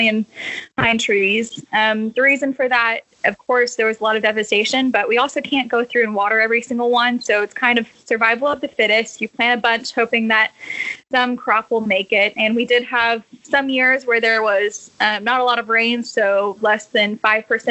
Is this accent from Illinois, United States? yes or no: no; Bastrop, Smithville, and Austin area, Texas, United States; And this area is where I grew up, in Bastrop, Smithville, and Austin area. I grew up in Smithville the first 5 years of my life